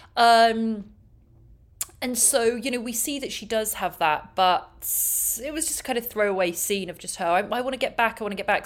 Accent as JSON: {"language": "English", "region": "England", "country": "United Kingdom", "moved": "yes", "lives_now": "Los Angeles, United States"}